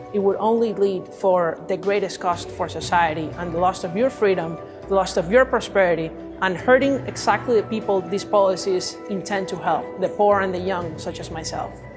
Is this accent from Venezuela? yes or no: yes; Venezuela; moved away as an adult; now in United States; I was born and raised in Venezuela. I came to the U S three years ago.